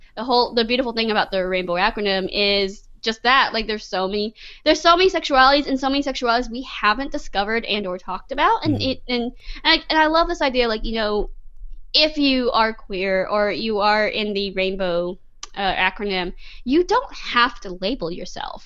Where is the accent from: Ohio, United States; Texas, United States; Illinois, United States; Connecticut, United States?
Texas, United States; I'm Texan. I grew up here in Texas. I grew up in the South.